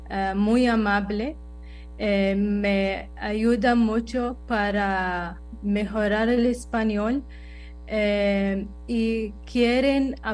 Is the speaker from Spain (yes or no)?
no; United Arab Emirates; Spanish is a second language; now in Costa Rica; Em, soy … de los Emiratos Árabes Unidos. Eh, vine a Costa Rica hace un par de años y para mejorar español